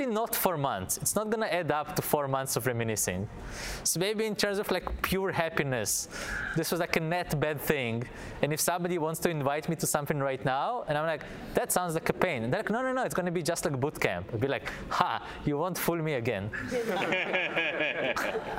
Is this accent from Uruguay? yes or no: no; Israel; moved away; I'm from Israel, so I was in the Israeli army